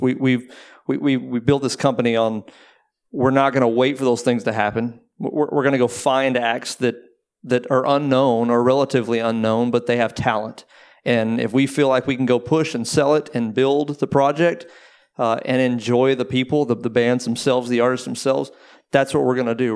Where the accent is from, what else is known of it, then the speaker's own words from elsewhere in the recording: Waco, Texas, United States; now in Austin, United States; I grew up in Waco, but I was at school there and I've pretty much been there ever since.